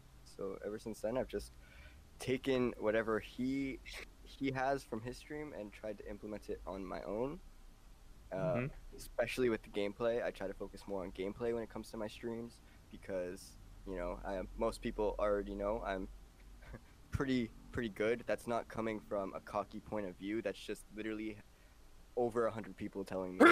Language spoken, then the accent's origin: English; Toronto, Ontario, Canada; from Toronto